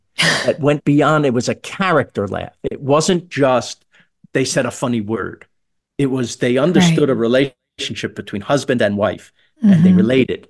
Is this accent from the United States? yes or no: yes; New York City, New York, United States; I was from Queens